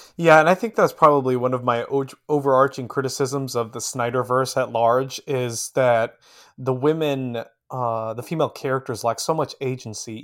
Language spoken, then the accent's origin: English; Midwest, United States; being a Midwesterner by birth myself